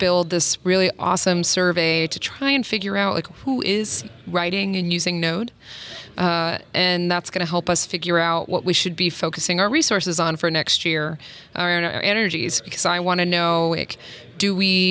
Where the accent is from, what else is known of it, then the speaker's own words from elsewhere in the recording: South Carolina, United States; moved away; I grew up in South Carolina, and I moved for job opportunities